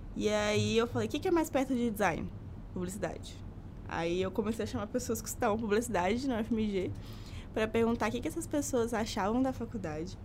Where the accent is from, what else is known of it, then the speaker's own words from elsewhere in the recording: Belo Horizonte, Minas Gerais, Brazil; sou de BH mesmo, diferente dos dois. Então, nasci, vivi, nunca saí daqui